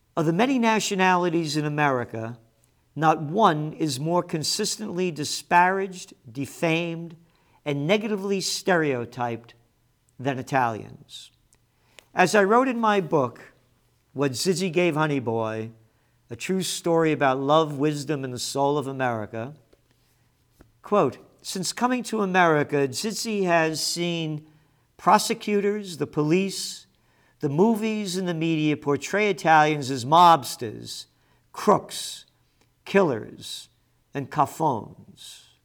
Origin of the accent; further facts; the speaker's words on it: New York City, New York, United States; a Napolitano born in the Bronx